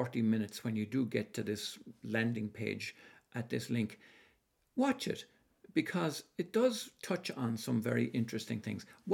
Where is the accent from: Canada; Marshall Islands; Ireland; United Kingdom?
Ireland; I was born up in Ireland